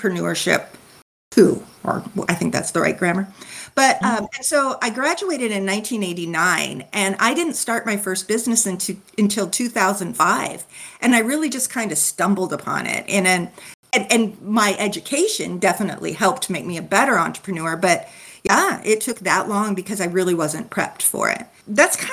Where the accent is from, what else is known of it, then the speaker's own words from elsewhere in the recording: California, United States; I was born and raised in California